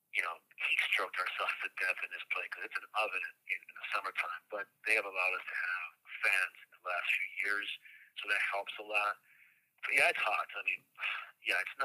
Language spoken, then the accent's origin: English; Colombia; moved away; I'm from Colombia, and the last time I was there was 1981